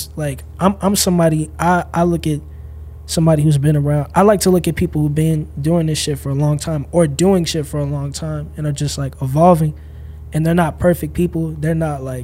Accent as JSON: {"language": "English", "town": "St. Louis", "region": "Missouri", "country": "United States", "tie": "born or raised there", "also_born_or_lived": "Illinois / Encino, Los Angeles", "moved": "yes", "lives_now": "Los Angeles, United States", "said": "I'm from St. Louis, Missouri. I was born in Illinois, outside of Chicago. I was raised, I like moved after a month, and I moved to St. Louis with my family."}